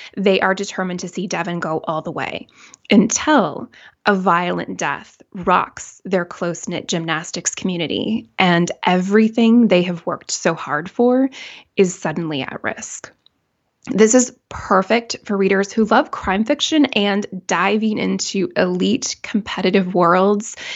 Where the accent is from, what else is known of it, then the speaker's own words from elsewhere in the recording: Minnesota, United States; also born or lived in Saint Paul, Minnesota; Minnesota, which is my home state